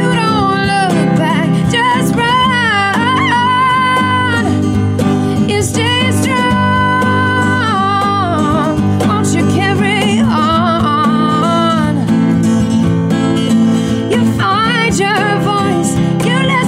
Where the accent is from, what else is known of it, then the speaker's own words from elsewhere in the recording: Springerville, Arizona, United States; I'm from Springerville, Arizona, kind of the Sholo area